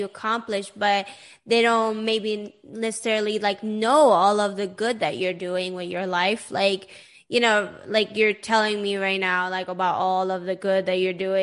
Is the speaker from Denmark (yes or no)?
no; Sweden; growing up in Sweden